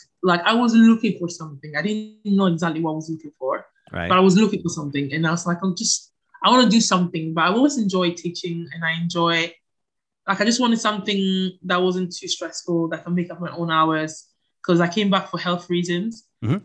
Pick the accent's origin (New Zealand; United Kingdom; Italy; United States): Italy; Palermo, Sicily; also born or lived in Ghana / Ancona; Okay, so I was born in Palermo, in Italy. My parents are both from Ghana.